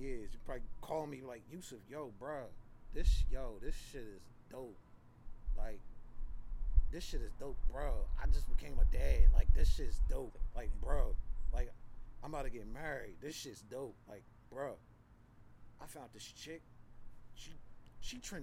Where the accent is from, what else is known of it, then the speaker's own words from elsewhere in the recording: Philadelphia, Pennsylvania, United States; I'm from Philly, so I lived behind a fucking art museum.